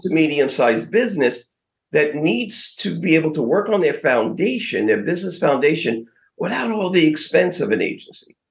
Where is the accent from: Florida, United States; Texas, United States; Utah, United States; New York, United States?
New York, United States; New York City; now in West Palm Beach, United States; Growing up in Brooklyn